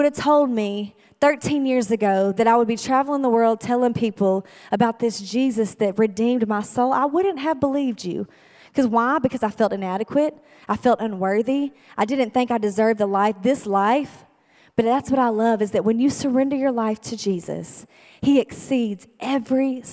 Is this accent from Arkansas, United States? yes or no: yes; El Dorado, Arkansas, United States; I was born and raised in El Dorado, Arkansas